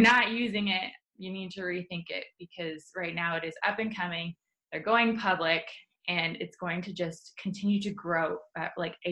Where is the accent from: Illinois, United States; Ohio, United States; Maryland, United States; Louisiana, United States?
Ohio, United States; Columbus; I am born and raised in Columbus, Ohio. Love it here